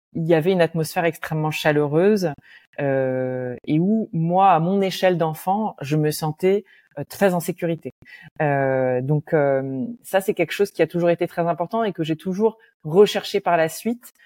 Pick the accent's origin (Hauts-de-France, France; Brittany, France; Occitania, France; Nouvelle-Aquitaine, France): Hauts-de-France, France; Roubaix; moved away; dans mon enfance euh, à Roubaix